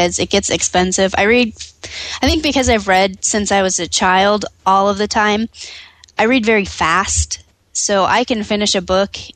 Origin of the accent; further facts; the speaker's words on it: San Dimas, California, United States; I grew up in San Dimas